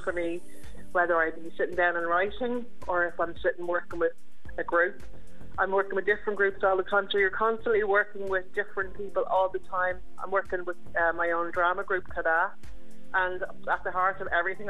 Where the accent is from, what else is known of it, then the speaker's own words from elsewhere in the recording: Swords, Leinster, Ireland; moved away as an adult; now in Thomastown, Ireland; am originally from Swords in North County, Dublin, but I've been living down here for 15 years